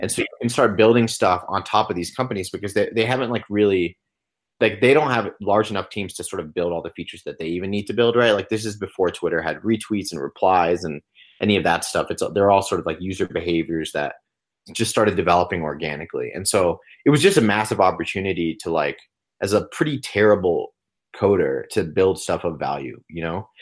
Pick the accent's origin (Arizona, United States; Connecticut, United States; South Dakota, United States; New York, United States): New York, United States; Long Island; also born or lived in Los Angeles; I was born in New York on Long Island